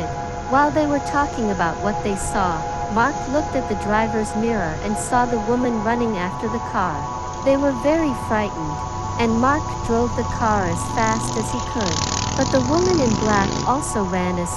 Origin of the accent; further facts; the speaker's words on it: Thailand; I'm basically from Thailand